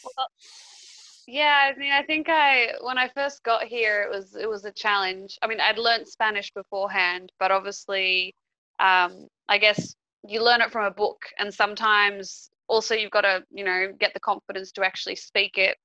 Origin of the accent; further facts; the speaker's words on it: Australia; moved away as an adult; now in Peru; I live in Peru. I'm I'm Australian, but I've I've been living here for for five years